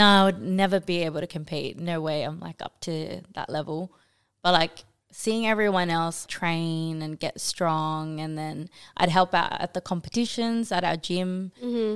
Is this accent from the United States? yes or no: no; Australia; also born or lived in New Zealand / Bangladesh (ancestry); I was born in New Zealand. I moved here when I was like two and pretty much grew up here in Australia